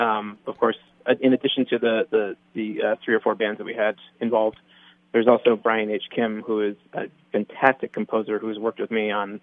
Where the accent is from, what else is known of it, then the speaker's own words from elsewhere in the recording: New York City, New York, United States; also born or lived in California; I'm from the New York area originally and spent most of my life in New York City